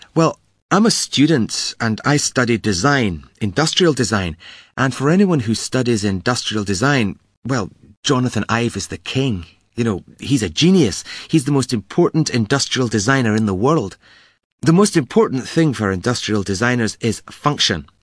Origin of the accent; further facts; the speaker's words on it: Glasgow, Scotland, United Kingdom; I'm from Glasgow, the biggest city in Scotland.